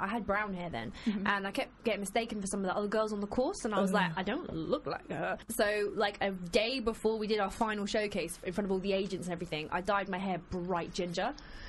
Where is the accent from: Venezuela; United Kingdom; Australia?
United Kingdom; England; and I was like, dude, I'm English, I don't know.